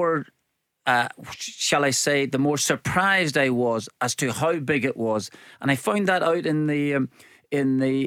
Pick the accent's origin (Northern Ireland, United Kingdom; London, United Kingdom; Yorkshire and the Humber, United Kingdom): Northern Ireland, United Kingdom; growing up in Northern Ireland, where you're either, you know, Catholic or Protestant